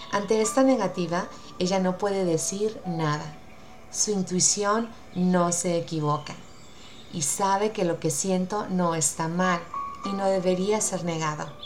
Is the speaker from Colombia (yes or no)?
no; Utah, United States; Por ahorita yo insisto que los mejores atardeceres son de mi tierra. El cielo rojo me llena de nostalgia y de sentimiento. Quiero cerrar los ojos y ver las montañas de Utah.